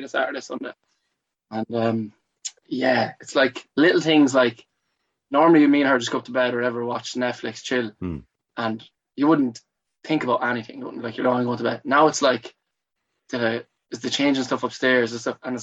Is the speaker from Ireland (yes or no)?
yes; Athlone, Leinster, Ireland; also born or lived in Monkstown / Cardiff / Australia; I'm originally from Athlone. Here, born in this house, well, not in the house, but lived in this house all my life.